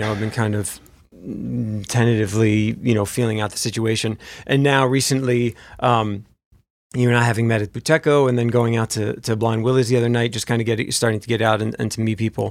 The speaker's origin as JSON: {"language": "English", "region": "New Jersey", "country": "United States", "also_born_or_lived": "Memphis", "moved": "as an adult", "said": "I'm from New Jersey"}